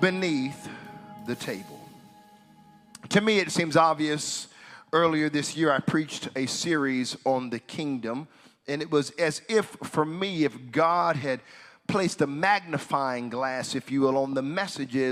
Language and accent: English; United States; moved away; I'm from the States